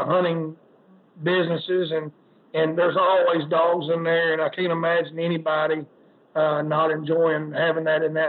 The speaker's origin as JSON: {"language": "English", "region": "Arkansas", "country": "United States", "said": "I'm from Arkansas"}